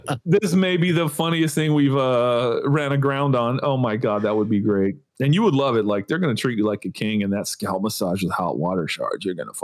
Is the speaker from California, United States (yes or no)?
yes; California, United States; moved away as an adult; now in Florida, United States; growing up in California